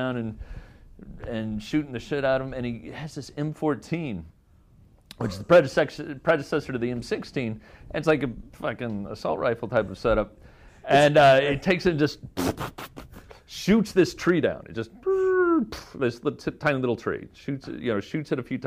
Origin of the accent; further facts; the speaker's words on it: Indiana, United States; I'm from Indiana